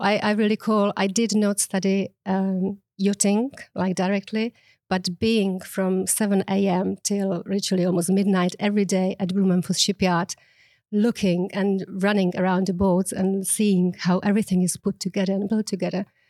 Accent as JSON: {"language": "English", "region": "Prague", "country": "Czechia", "second_language": "English", "moved": "as an adult", "lives_now": "Mallorca, Spain", "said": "I'm actually originally from the Czech Republic"}